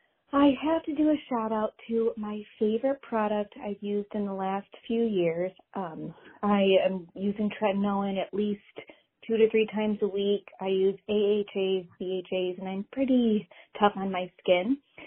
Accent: Cleveland, Ohio, United States; Hi, ladies. … I'm from Cleveland, Ohio.

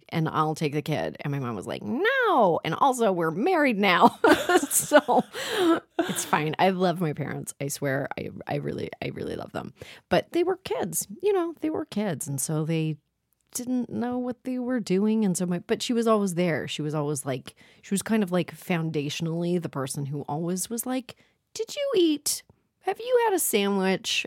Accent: Toronto, Ontario, Canada; I grew up in Toronto

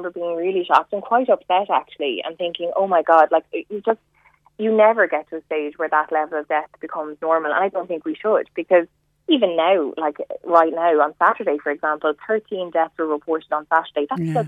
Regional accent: Cork, Munster, Ireland; born there; I was born in Cork. I was born in Cork, and my mom is Cork and my dad's Waterford. My parents live in Waterford.

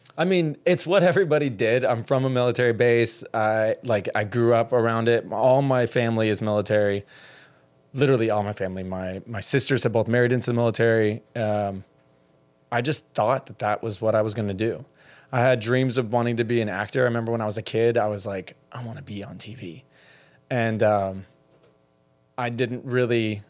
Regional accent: middle Georgia, United States; now in Miami, United States; being a closeted gay man in middle Georgia on a military base who grew up in middle class

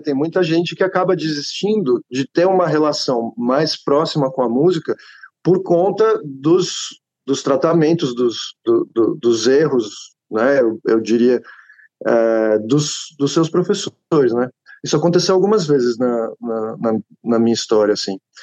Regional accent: Atibaia, São Paulo, Brazil; Eu cresci em Atibaia, sou de São Paulo, cresci em Atibaia

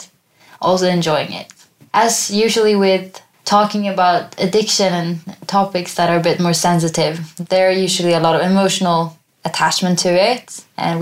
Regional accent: Sweden; moved away; Seeing my family again and visiting my hometown. Yeah, just connecting back to Sweden is a good reminder for me of my roots

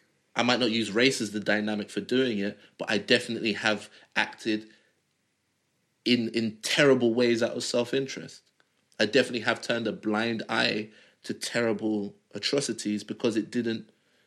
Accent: Nigeria; If me and another Nigerian have an idea that requires us to travel around the world, I'm more likely to get my idea off the ground

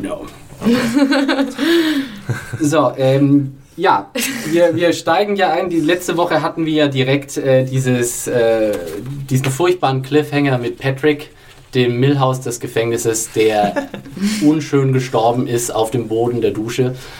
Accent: Franconia, Bavaria, Germany; als Franke

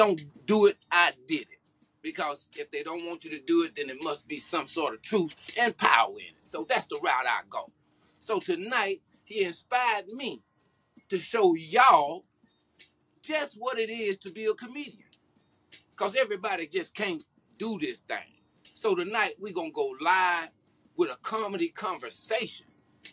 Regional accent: Houston, Texas, United States; my hometown of Houston, Texas

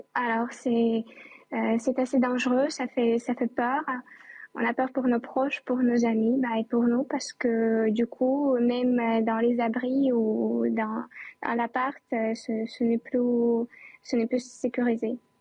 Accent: Chernihiv, Chernihiv Oblast, Ukraine; now in Kyiv, Ukraine; c'est ma ville natale qui s'appelle Tchernihiv

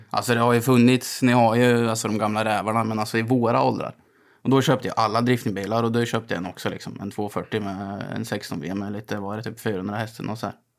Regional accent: Gammalkil, Östergötland, Sweden; jag är uppväxt i, i Gammalkind

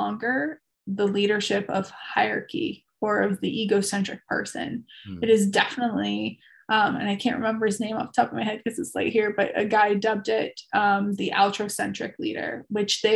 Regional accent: Chicago, Illinois, United States; I was born and raised in Chicago

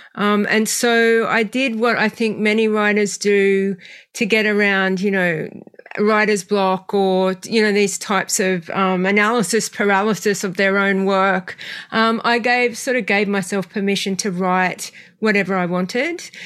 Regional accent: Australia; also born or lived in western suburbs of Sydney; I grew up in the western suburbs of Sydney, so very working class family, and then moved to a small country town when I was seven

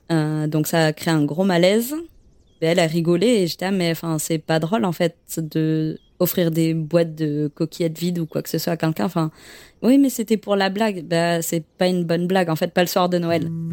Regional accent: Bordeaux, Nouvelle-Aquitaine, France; moved away as an adult; also born or lived in Quebec City, Canada; je suis originaire de Bordeaux, euh, dans le sud de la France

